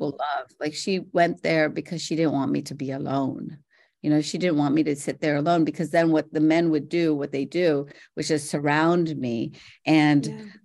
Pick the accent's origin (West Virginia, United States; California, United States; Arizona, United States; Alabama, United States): West Virginia, United States; Morgantown; also born or lived in India; I'm from Morgantown, West Virginia